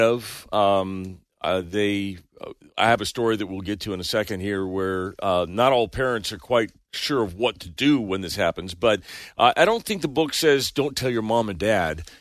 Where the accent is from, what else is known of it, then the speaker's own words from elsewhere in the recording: Bay Area, California, United States; I grew up in the Bay Area